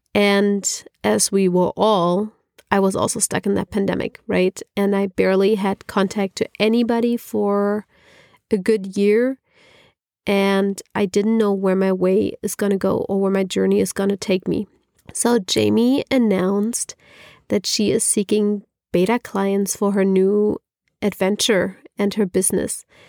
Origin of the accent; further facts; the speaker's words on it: Germany; moved away as an adult; also born or lived in California; now in Berlin, Germany; I'm originally from Germany, not from Berlin, but from Germany.